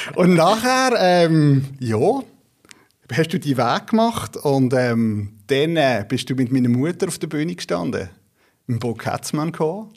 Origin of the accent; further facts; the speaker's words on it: Basel, Basel-Stadt, Switzerland; ich bin in Basel aufgewachsen